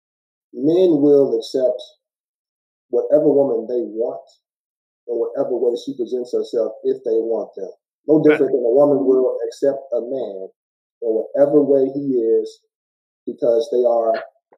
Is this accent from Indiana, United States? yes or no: yes; Gary, Indiana, United States; I'm from Gary, Indiana